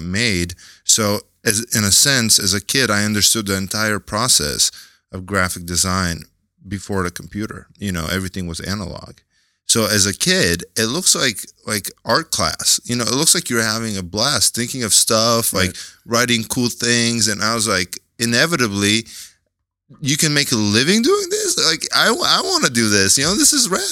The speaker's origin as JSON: {"language": "English", "country": "Bulgaria", "also_born_or_lived": "Seattle, United States / San Francisco, United States", "moved": "yes", "lives_now": "New York, United States", "said": "I'm originally from Bulgaria. I migrated to the United States in 97. Me and my mom moved to Seattle. I lived there through high school."}